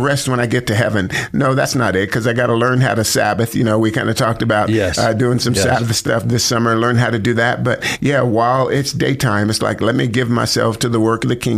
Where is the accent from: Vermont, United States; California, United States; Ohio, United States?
California, United States; Sacramento; moved away as an adult; also born or lived in Monterey, California / Idaho; now in Boise, United States; I grew up mostly in Sacramento, like junior high school and then high school